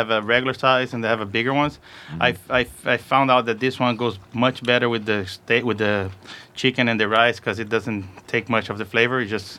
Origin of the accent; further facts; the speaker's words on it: São Paulo, Brazil; English is a second language; moved away as an adult; now in United States; I was born in Brazil, São Paulo. I lived there for my first 18 years of life, and then I moved over here.